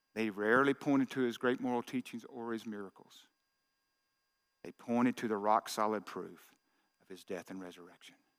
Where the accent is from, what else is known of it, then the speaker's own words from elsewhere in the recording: Arkansas, United States; I grew up in Arkansas in that little uh, uh, car lot my dad had